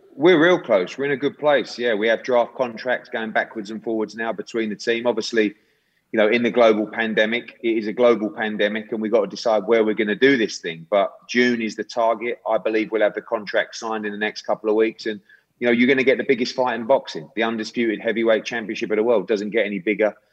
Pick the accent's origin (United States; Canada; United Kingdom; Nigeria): United Kingdom; as a Brit and, and someone that works in boxing